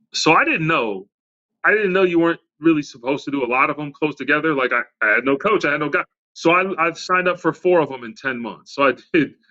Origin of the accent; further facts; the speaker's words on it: Redford, Michigan, United States; also born or lived in Southfield, Michigan / Lancaster, Pennsylvania; I grew up in Redford, Michigan, and then moved to Southfield, Michigan